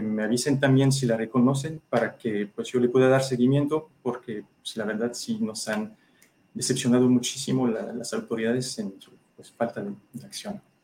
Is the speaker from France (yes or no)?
yes; France; now in Mexico; Soy ciudadano francés, pero tengo esposa e hijo mexicano, entonces, y mexicano de corazón, ya llevo casi más de la mitad de mi vida aquí